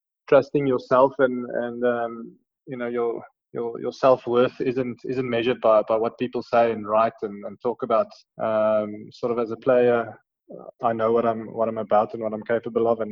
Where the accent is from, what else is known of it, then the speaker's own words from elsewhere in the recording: Pretoria, Gauteng, South Africa; I grew up in Pretoria. I went to Menlo Park. I went to school in Menlo Park.